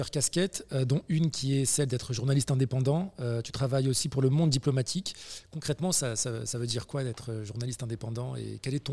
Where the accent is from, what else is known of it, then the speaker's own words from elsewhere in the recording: Caen, Normandy, France; Et moi, je suis de Normandie et de Normandie, Caen.